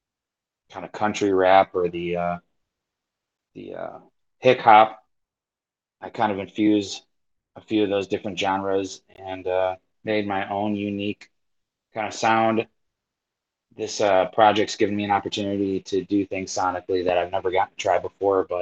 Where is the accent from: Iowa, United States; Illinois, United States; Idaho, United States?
Illinois, United States; outside of Chicagoland, Northwest; I'm from Northwest Illinois, outside of Chicagoland